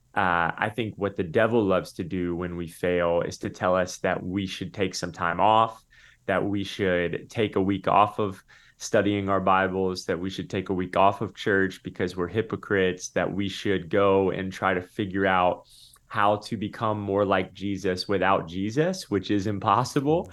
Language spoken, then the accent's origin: English; Tampa, Florida, United States; I grew up in Tampa